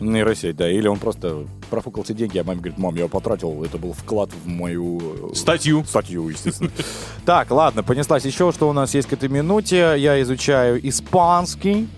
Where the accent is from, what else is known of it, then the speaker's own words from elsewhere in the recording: Russia; я, э, из Российской Федерации